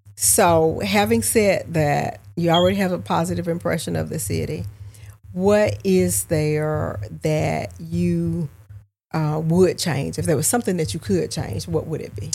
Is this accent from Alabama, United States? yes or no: no; Augusta, Georgia, United States; my hometown, born and raised here.